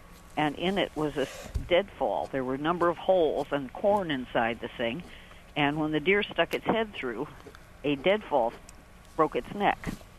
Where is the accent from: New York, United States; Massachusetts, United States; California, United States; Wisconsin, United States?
Wisconsin, United States; moved away; I grew up in Wisconsin